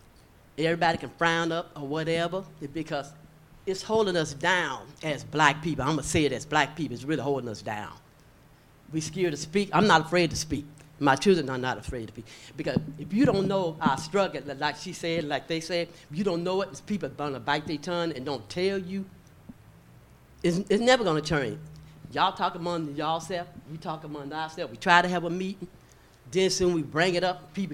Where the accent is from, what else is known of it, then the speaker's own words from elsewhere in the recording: Owensboro, Kentucky, United States; born there; also born or lived in Wisconsin; But I was born here in Owensboro. Mm-hmm. Owensboro had not changed since I was a child.